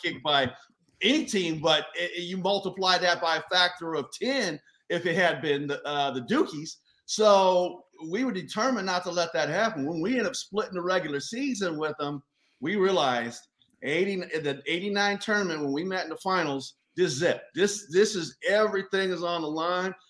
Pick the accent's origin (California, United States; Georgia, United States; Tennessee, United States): California, United States; Los Angeles; moved away; my hometown team